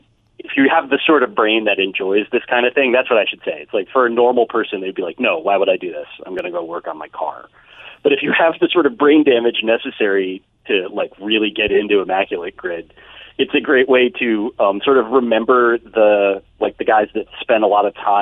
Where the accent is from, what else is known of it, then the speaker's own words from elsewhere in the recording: Bergen County, New Jersey, United States; there was a guy in Bergen County, New Jersey, where I grew up